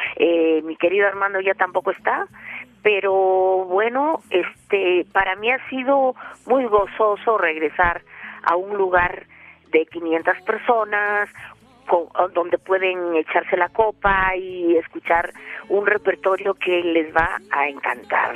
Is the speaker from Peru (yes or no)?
yes; Peru; now in Mexico; quería mucho a mi país de origen que es el Perú